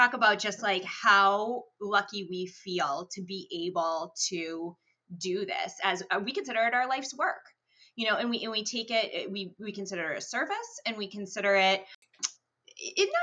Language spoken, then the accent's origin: English; Boston, Massachusetts, United States; moved away as an adult; also born or lived in New Haven, Connecticut; now in Connecticut, United States; I'm originally from the Boston area, but now here is home.